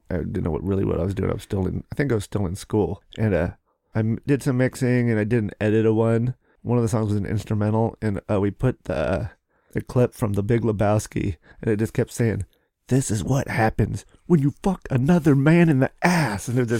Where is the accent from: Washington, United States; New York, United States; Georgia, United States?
Washington, United States; Seattle; born there; also born or lived in Cheney; I was born in Seattle, Swedish. And then I guess my dad owned a little hamburger stand on... First Avenue downtown called the Curly Cone. This is like when I was born, like in 69. And then kindergarten, I lived in Cheney, just outside of Spokane.